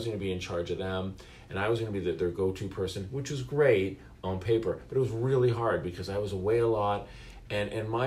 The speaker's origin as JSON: {"language": "English", "town": "Mississauga", "region": "Ontario", "country": "Canada", "tie": "born or raised there", "said": "I was blessed in growing up in Mississauga"}